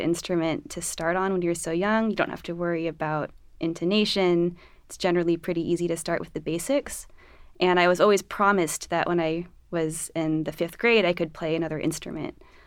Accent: Los Angeles, California, United States; moved away; I'm from Los Angeles

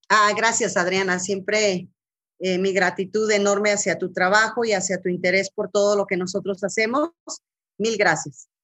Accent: Colima, Mexico; moved away as an adult; also born or lived in Guadalajara; now in Torreón, Mexico; yo soy originaria de, de Colima, nací ahí en, la, en el norte de Colima, propiamente junto al volcán, las palmeras, los cañaverales. Ahí crecí.

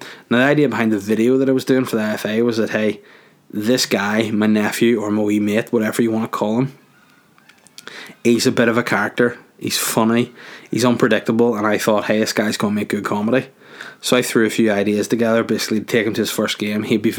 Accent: Bosnia & Herzegovina; I'm from Bosnia and I'm a Bosnian.

